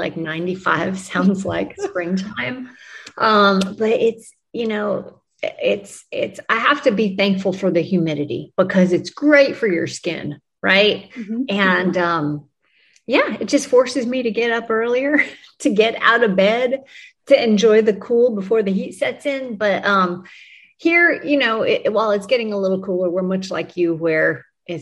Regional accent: New Mexico, United States; also born or lived in Arlington, Texas; Well, actually I was born in Arlington, Texas, raised in New Mexico.

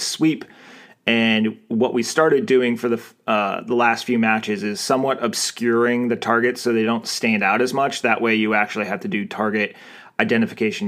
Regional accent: Arizona, United States; I'm from Arizona

